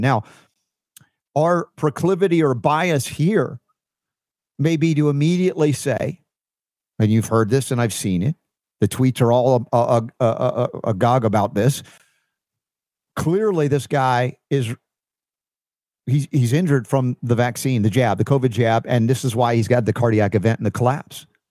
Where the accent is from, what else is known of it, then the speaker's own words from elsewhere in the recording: United States; I'm an American dude